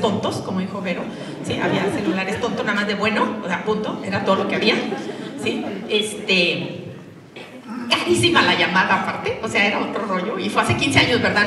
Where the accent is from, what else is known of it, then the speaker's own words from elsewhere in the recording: Durango, Mexico; moved away; also born or lived in Monterrey; Yo soy de Durango y me fui a Monterrey